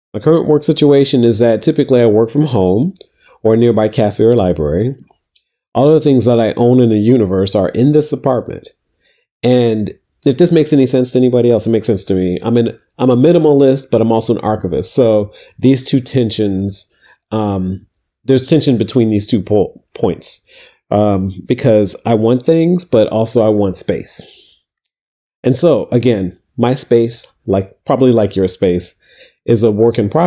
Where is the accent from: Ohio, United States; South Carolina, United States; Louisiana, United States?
Ohio, United States; Toledo; moved away as an adult; also born or lived in Atlanta; now in New York City, United States; I grew up in Toledo, Ohio